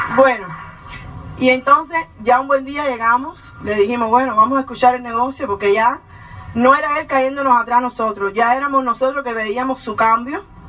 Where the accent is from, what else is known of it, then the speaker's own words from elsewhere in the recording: Cuba; moved away as an adult; nosotros somos cubanos, como ya conocen. Llevamos ya once años en este país